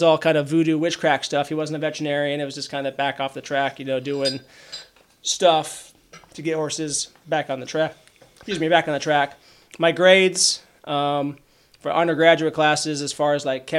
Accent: Auburn, Washington, United States; racetrack at Emerald Downs in my hometown of Auburn, Washington

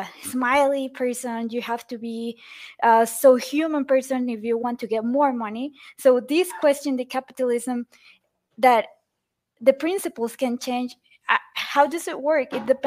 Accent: Cancún, Quintana Roo, Mexico; I was born in Cancun

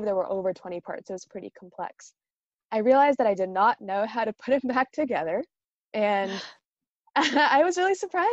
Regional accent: Northern California, United States; moved away as an adult; now in New York City, United States; I'm originally from Northern California in the United States

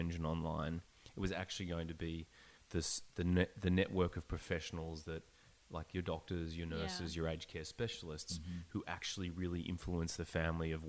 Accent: Melbourne, Victoria, Australia; moved away as an adult; also born or lived in Sydney, Australia; now in Vancouver, Canada; I grew up in Melbourne. Mm-hmm. I lived in Sydney for about 9 years.

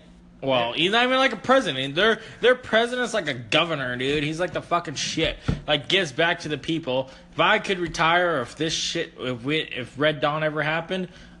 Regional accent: United States; Well, I'm an American.

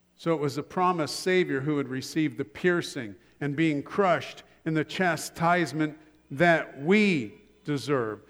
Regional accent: Columbus, Ohio, United States; moved away; back in Columbus, Ohio, which is my hometown

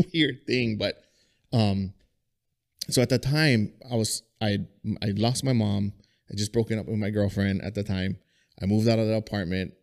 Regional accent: Kalu, Hawaii, United States; I grew up in Kalu

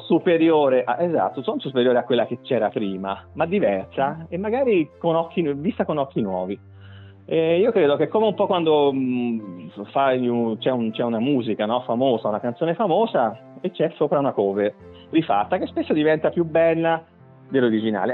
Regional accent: Tuscany, Italy; also born or lived in Viareggio; noi come toscani, italiani

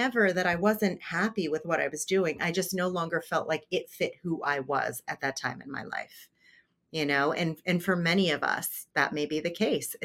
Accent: New Jersey, United States; I grew up in poverty in New Jersey

